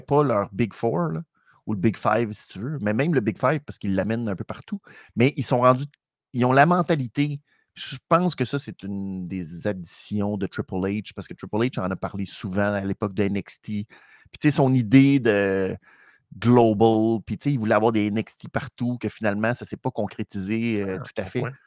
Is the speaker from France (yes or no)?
no; Canada; pour nous au Canada